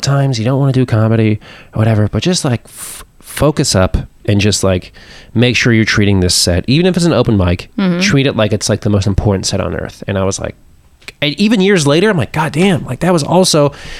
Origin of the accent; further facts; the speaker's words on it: Pittsburgh, Pennsylvania, United States; moved away; also born or lived in Austin; I grew up in Pittsburgh, I was in Western Pennsylvania.